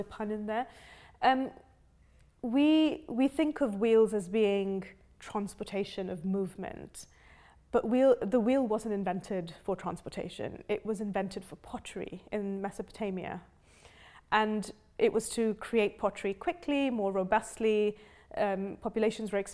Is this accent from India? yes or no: yes; India; now in United Kingdom; I grew up in India, where it's very normal to want to be an engineer when you grow up.